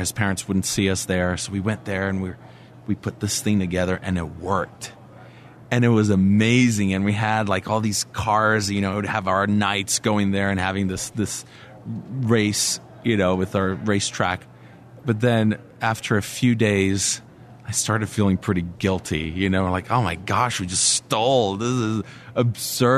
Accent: Brasília, Federal District, Brazil; I grew up in Brasilia, the capital of Brazil

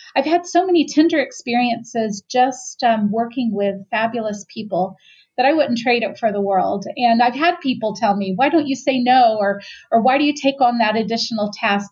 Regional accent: the South, United States; living in the South, being born and raised in the South

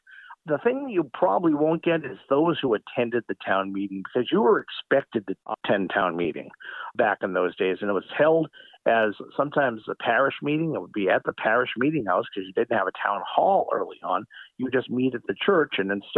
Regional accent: Stoughton, Massachusetts, United States; In my hometown of Stoughton, we were incorporated in 1726

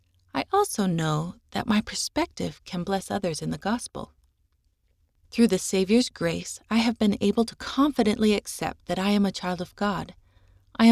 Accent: Colombia; first language Spanish; English is a second language; I was also terrified because I'm from Colombia and speak Spanish, and the nurses in the Utah hospital were speaking very quickly in English.

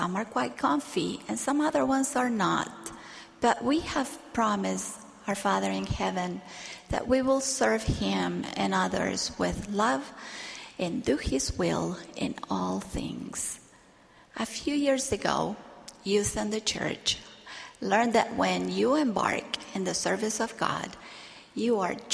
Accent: Argentina; while I was growing up in Argentina.

